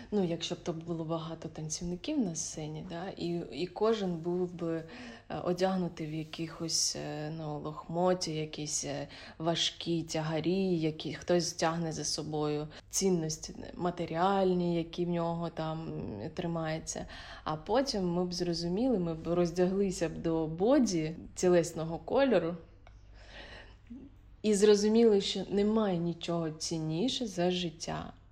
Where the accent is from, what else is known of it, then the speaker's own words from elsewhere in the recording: Khmelnytskyi, Khmelnytskyi Oblast, Ukraine; В моєму рідному місті Хмельницький.